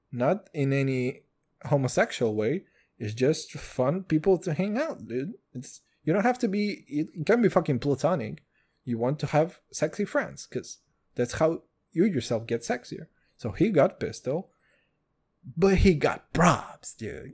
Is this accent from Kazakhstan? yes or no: yes; Kazakhstan; English is a second language; now in Israel; I'm from Kazakhstan